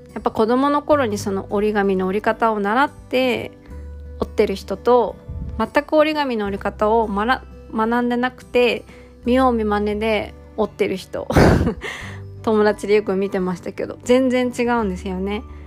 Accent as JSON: {"language": "Japanese", "country": "Japan"}